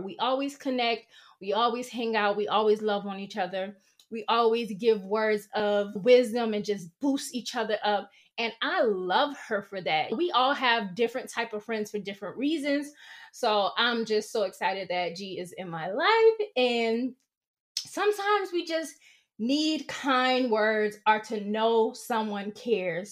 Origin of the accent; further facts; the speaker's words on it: the South, United States; moved away; growing up in the South